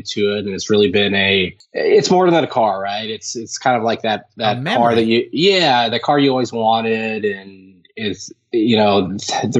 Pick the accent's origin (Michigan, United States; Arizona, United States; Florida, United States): Arizona, United States; Phoenix; also born or lived in Minnesota, United States; I grew up in the Midwest. I was born in Minnesota, lived in Minnesota when I was younger. And then my dad had an opportunity to work with his brother down in Phoenix. And so we moved down there when I was probably, I think it was second grade, maybe third grade